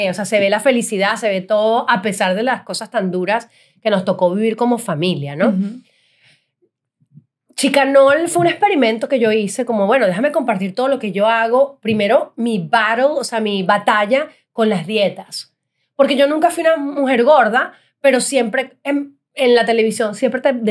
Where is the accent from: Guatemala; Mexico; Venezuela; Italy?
Italy; me gusta comer, soy italiana.